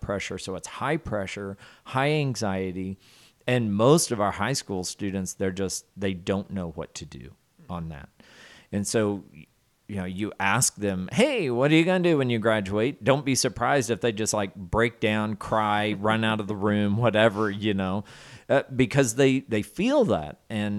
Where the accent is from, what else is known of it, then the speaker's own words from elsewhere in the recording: the South, United States; so since I know I'm from the South there, and I grew up with the phrase, I believe I'm very qualified to provide a technical definition for you.